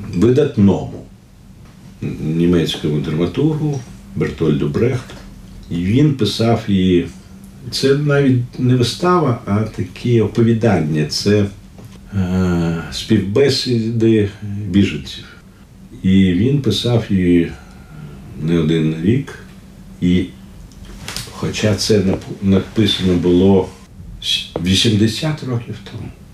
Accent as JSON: {"language": "Ukrainian", "region": "Kyiv", "country": "Ukraine", "tie": "born or raised there", "also_born_or_lived": "Leningrad (Saint Petersburg), Russia", "second_language": "Ukrainian", "said": "Я у е, Ленінграді народився, і коли мені було 5 років. Е, ми приїхали до Києва"}